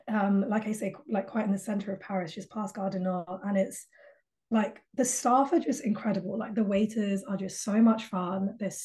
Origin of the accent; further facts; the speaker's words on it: United Kingdom; We would hop on, because we're all British, so we would all meet at King's Cross